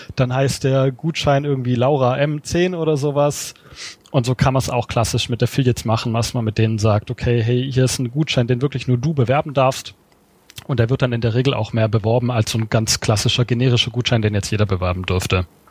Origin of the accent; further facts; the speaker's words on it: Swabia, Germany; ich als Schwabe